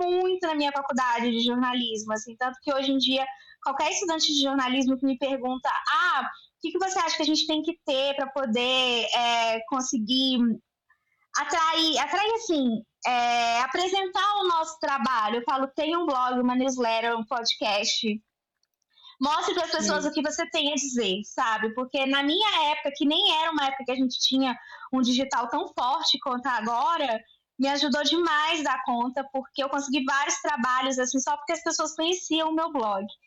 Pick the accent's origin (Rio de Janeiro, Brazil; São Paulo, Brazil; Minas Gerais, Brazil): Minas Gerais, Brazil; Belo Horizonte; eu tenho 29 anos, sou de Belo Horizonte